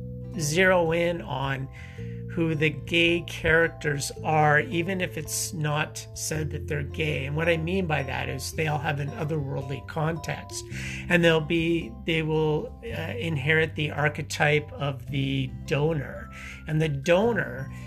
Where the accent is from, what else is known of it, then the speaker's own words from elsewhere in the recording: Saskatchewan, Canada; growing up in the prairies, growing up in Saskatchewan